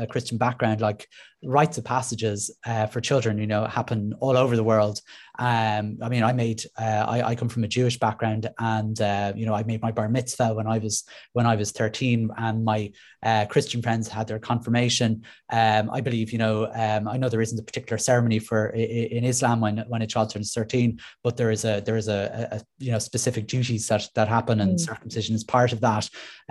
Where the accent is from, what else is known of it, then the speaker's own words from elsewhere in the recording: Ireland; as Irish people